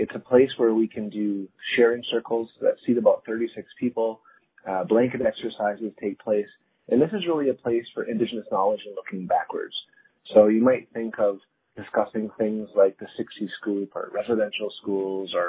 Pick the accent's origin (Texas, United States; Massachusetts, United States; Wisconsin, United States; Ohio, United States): Wisconsin, United States; Green Bay; also born or lived in Grand River area, Ontario; now in Canada; I'm from Green Bay, Wisconsin originally. So I'm Oneida from the States, so technically an American